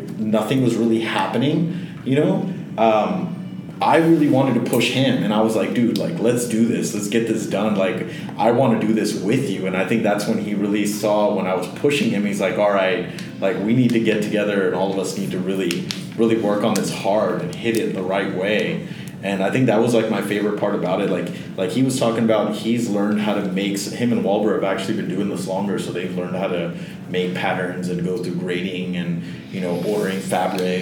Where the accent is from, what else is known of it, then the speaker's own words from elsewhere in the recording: Fort Lauderdale, Florida, United States; also born or lived in Pembroke Pines / Hollywood, Florida; I grew up in Florida, like most of my life